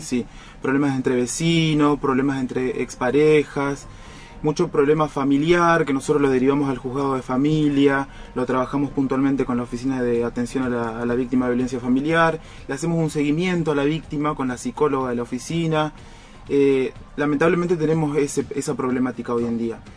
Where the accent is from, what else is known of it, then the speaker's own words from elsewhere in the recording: Rosario, Santa Fe, Argentina; moved away as an adult; also born or lived in San Lorenzo; now in Roldán, Argentina; Yo soy oriundo de Rosario. Ah. Yo nací y, y, crecí ahí en Rosario